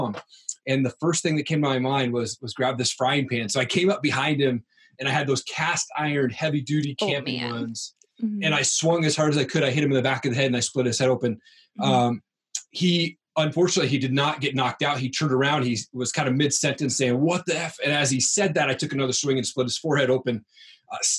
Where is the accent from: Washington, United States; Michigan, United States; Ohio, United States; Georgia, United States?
Washington, United States; Eastern; now in Coeur d'Alene, United States; I grew up in Eastern Washington. I now live in Coeur d'Alene, Idaho